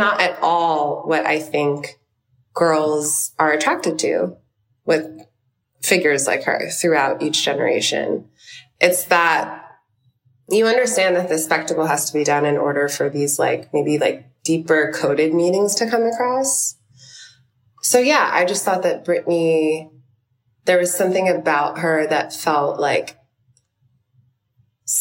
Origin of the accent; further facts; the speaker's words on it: New York City, New York, United States; I'm from Brooklyn, New York